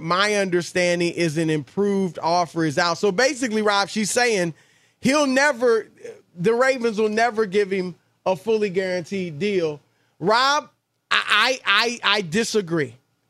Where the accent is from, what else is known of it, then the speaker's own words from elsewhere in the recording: Louisiana, United States; LSU let me down. You know I'm from Louisiana.